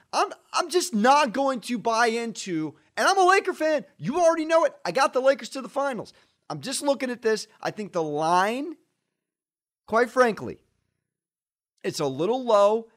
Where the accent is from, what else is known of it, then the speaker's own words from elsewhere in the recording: San Diego, California, United States; I'm from San Diego.